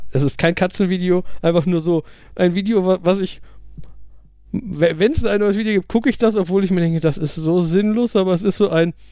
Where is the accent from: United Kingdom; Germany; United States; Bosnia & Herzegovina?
United Kingdom; German is a second language; diverse Leute haben gesagt, ich als Brite soll doch mal Tomaten in Bohnensoße